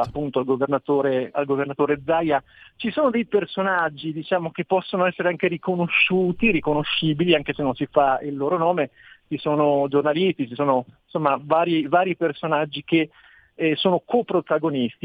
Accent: Trento, Trentino-Alto Adige, Italy; io sono di Trento

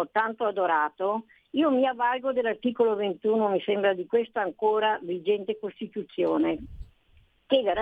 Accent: Veneto, Italy; io sono veneta

